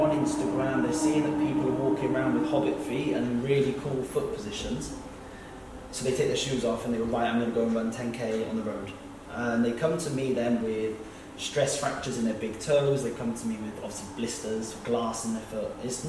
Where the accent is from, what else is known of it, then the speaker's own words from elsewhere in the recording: United Kingdom; We're being British